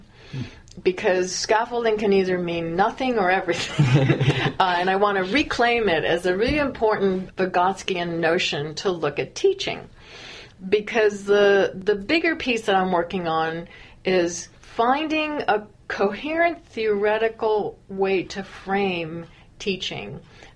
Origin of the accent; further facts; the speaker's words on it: California, United States; I'm from California, which I am